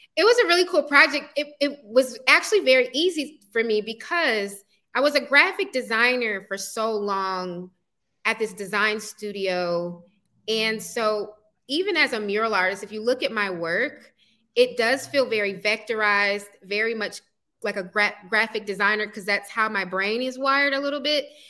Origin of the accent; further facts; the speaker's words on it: East Point, Georgia, United States; also born or lived in College Park, Georgia; I own a brick and mortar art studio in the neighborhood where I grew up, East Point